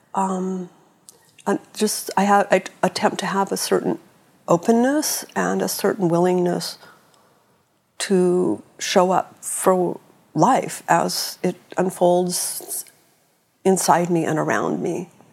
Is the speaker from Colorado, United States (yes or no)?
no; San Francisco, California, United States; I was born in 1956 in San Francisco